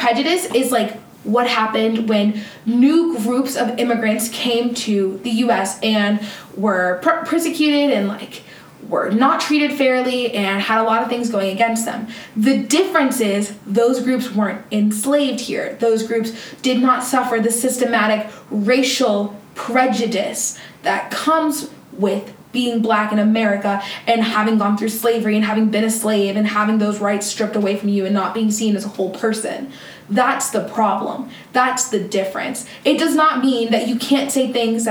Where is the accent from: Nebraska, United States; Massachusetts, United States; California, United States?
Massachusetts, United States; Boston; first language English; when somebody asks me where I'm from, I usually answer Boston